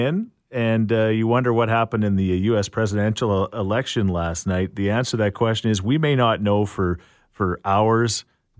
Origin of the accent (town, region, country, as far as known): Canada